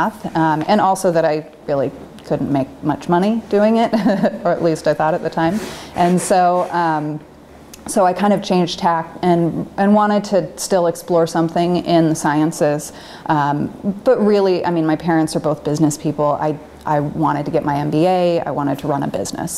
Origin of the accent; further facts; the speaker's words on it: Sherwood, Oregon, United States; I grew up in Sherwood